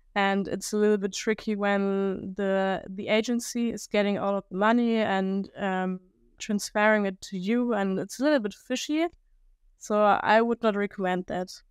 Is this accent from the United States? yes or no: no; Germany; English is a second language; I'm from Germany